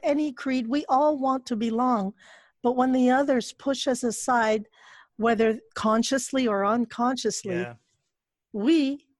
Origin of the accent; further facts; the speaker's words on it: Montreal, Quebec, Canada; also born or lived in Quezon City, Philippines; I was born in Quezon City. We came to Montreal. I was 7 or 8 years old. So the last part of primary school onwards, that's where I came to Montreal.